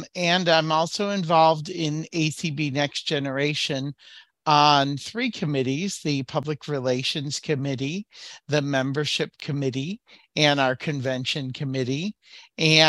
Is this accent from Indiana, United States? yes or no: no; Waukesha, Wisconsin, United States; I'm from Waukesha, Wisconsin